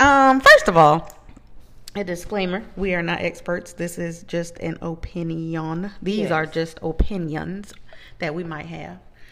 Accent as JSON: {"language": "English", "region": "Georgia", "country": "United States", "moved": "yes", "lives_now": "Florida, United States", "said": "I'm from Georgia, technically. But we've been in Florida for a long time"}